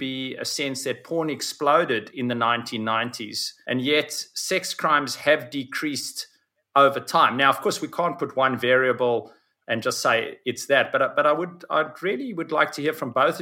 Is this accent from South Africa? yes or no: yes; South Africa; I come from, you can hear my accent, I come from South Africa